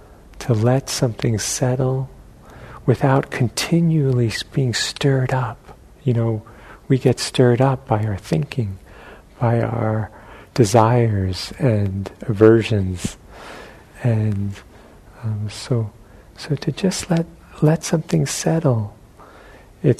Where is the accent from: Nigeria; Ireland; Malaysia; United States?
United States; New York; moved away; where I grew up in New York